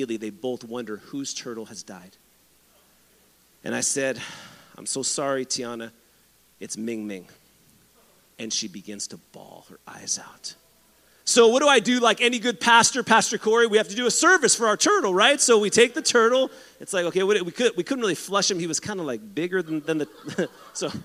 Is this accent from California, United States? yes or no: yes; San Diego, California, United States; I grew up in San Diego